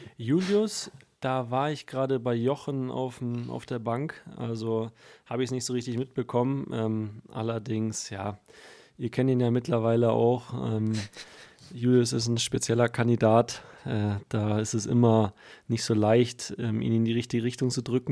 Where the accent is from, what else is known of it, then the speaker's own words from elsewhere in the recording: Bavaria, Germany; ich komme aus Bayern in der Nähe des Waldes